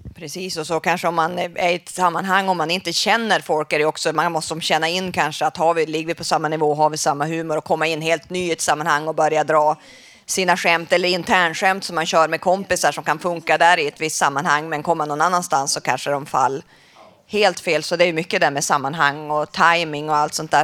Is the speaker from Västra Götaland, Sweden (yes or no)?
no; Västerbotten County, Sweden; Jag kommer från Västerbotten